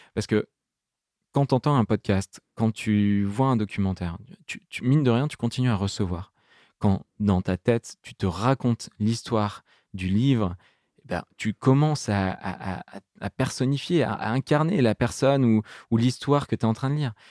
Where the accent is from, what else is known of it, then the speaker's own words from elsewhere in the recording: Grenoble, Auvergne-Rhône-Alpes, France; grandir à Grenoble, à côté de Grenoble, en plein milieu de la nature